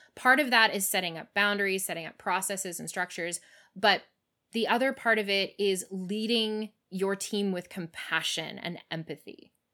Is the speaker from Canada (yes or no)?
yes; Canada; now in United States; even as a Canadian, I didn't quite understand when I moved here